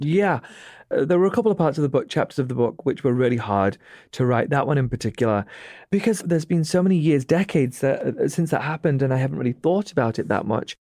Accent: United Kingdom; accent: British

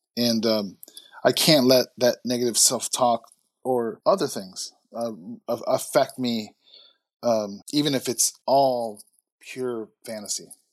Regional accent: Chicago, Illinois, United States; I grew up in Chicago.

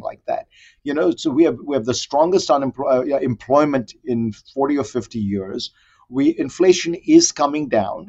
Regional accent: Mumbai, Maharashtra, India; I grew up in India in the 60s and 70s

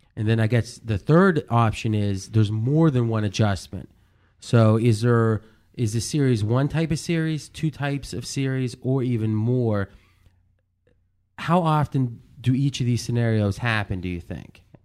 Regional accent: Ohio, United States; growing up in Ohio

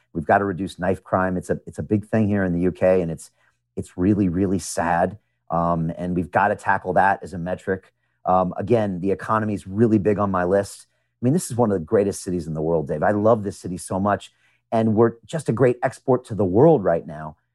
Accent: United States; moved away as an adult; also born or lived in Chicago / New York; now in London, United Kingdom; I am an American. I was born in America

